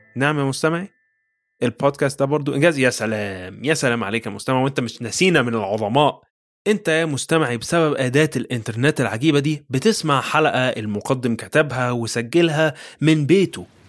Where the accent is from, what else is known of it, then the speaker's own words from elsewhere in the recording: Egypt; accent: Egyptian; بلهجتنا المصرية